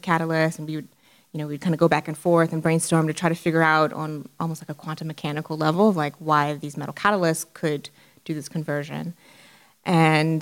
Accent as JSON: {"language": "English", "town": "Houston", "region": "Texas", "country": "United States", "tie": "born or raised there", "said": "growing up in Houston"}